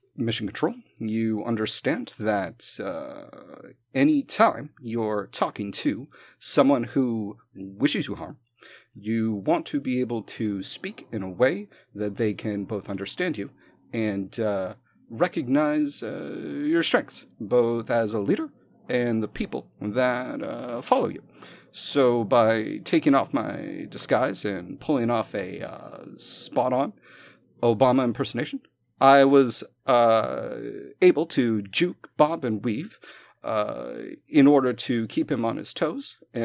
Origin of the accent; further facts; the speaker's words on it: the South, United States; I'm from the South. We haven't had unions in...